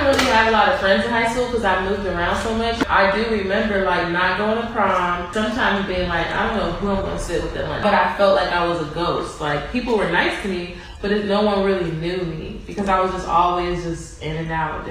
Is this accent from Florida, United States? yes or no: no; Cincinnati, Ohio, United States; moved away as an adult; now in Los Angeles, United States; I'm an artist. I'm from Cincinnati, Ohio, and I've been living in LA for a couple years now